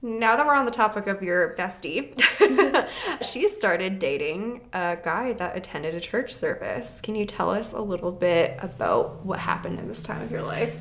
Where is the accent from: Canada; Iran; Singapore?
Canada; Vernon, British Columbia; growing up in Vernon